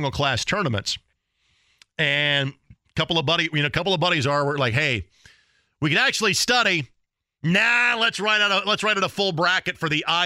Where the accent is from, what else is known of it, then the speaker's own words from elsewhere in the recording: Lanesville, Indiana, United States; my hometown, the little one township school, as it has been all those years ago, and while the mighty Lanesville Eagles